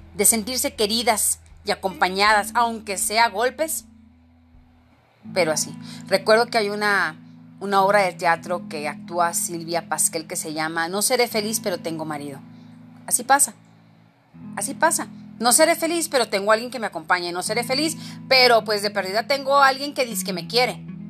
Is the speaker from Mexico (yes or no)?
yes; Mexico; ser mujer en mi país